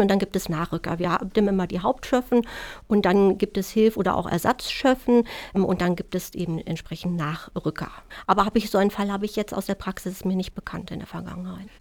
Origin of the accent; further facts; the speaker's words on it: Germany; bei uns in Deutschland